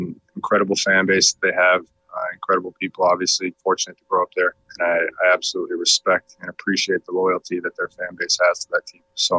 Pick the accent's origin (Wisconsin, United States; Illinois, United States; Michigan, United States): Wisconsin, United States; Pewaukee; moved away as an adult; now in Houston, United States; growing up in Wisconsin, you know, that's just the way it was.